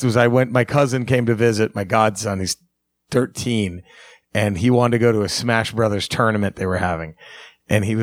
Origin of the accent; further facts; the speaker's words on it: Dallas, Texas, United States; my hometown at Dallas, Texas